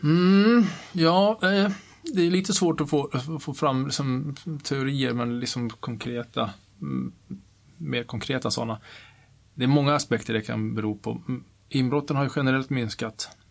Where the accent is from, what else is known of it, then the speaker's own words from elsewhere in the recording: Kiruna, Norrbotten County, Sweden; jag är uppvuxen i Kiruna